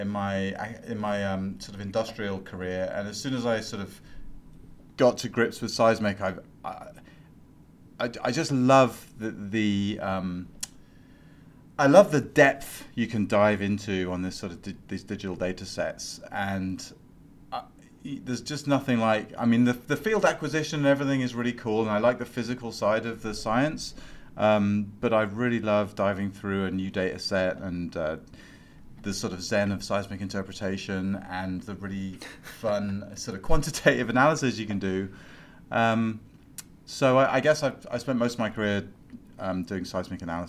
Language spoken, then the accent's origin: English; United Kingdom; accent: British; moved away as an adult; I'm also a Brit. Or I was.